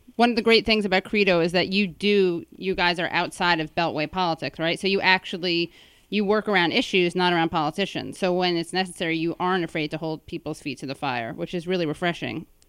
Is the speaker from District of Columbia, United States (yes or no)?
no; New York, United States; as a New Yorker and a Jew